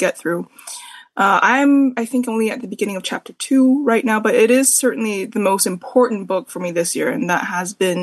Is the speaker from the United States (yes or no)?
no; Canada; a Canadian smut demon